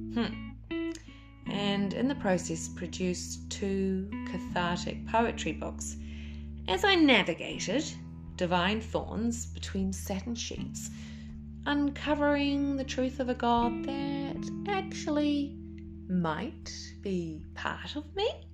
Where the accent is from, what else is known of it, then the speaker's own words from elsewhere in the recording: Auckland, New Zealand; moved away as an adult; I was raised in Auckland, New Zealand, by a Kiwi dad and a Welsh mother